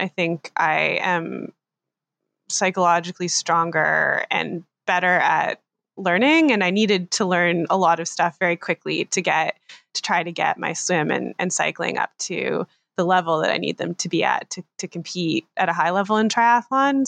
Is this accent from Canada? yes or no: yes; Canada; I'm a Canadian triathlete based just outside of Toronto in Ontario